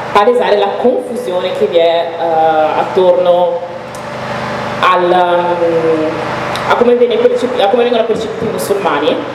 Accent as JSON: {"language": "Italian", "country": "Italy", "tie": "born or raised there", "said": "io io sono nata in Italia di, ho un background da un paese in cui non si parla arabo"}